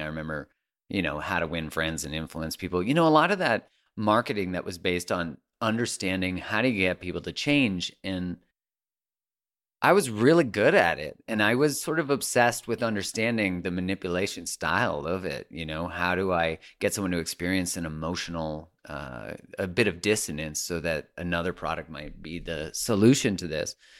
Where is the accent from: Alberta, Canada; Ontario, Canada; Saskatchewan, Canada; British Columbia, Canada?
Alberta, Canada; Calgary; I grew up in Calgary